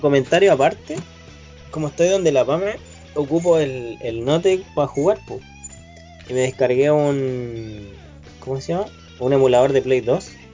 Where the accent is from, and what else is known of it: Chile